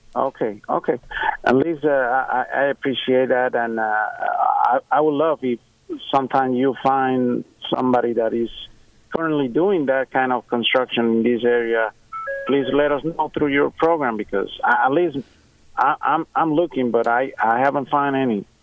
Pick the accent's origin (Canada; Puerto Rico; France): Puerto Rico; moved away; I'm originally from Puerto Rico, and over there we everything is uh, concrete